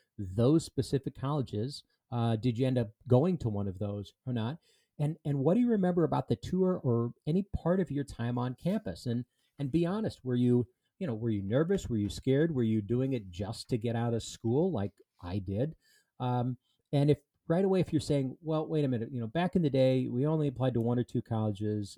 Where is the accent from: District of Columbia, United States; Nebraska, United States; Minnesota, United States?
Minnesota, United States; southeastern; I grew up in southeastern Minnesota